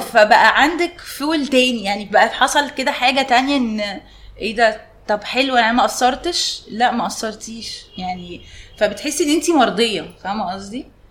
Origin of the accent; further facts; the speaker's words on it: Egypt; عندنا في مصر